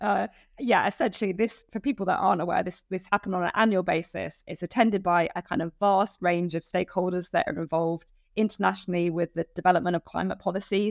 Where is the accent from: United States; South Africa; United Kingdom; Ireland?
United Kingdom; as a British citizen